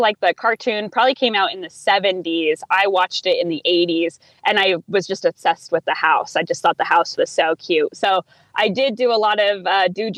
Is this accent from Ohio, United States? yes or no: no; Idaho, United States; my home state